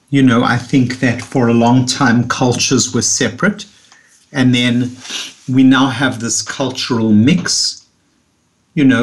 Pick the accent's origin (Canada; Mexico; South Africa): South Africa; moved away as an adult; now in New York, United States; after I came from South Africa, where I had had so much sunlight, and I came to New York and I saw the New York winters and I felt down.